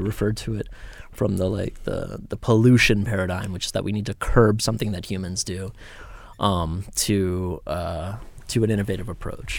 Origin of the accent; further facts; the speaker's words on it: outside Atlanta, Georgia, United States; I grew up twenty minutes outside of Atlanta